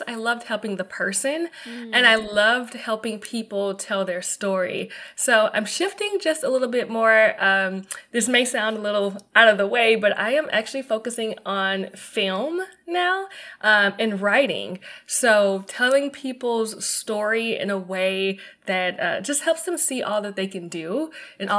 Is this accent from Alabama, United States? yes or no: yes; Mobile, Alabama, United States; moved away; also born or lived in Atlanta, Georgia / Tampa, Florida; my hometown first, to Mobile, Alabama